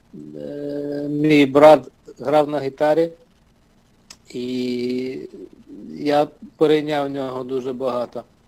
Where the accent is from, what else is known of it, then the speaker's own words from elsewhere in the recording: Bucha, Kyiv Oblast, Ukraine; moved away as an adult; now in United States; я народився під Києвом. Е, Зараз місто Буча